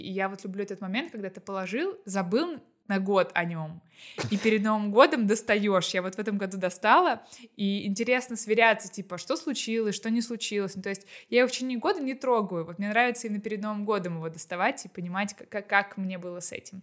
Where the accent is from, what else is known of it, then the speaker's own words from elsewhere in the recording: Astrakhan, Astrakhan Oblast, Russia; я из Астрахани, и там все очень плохо с хвойными деревьями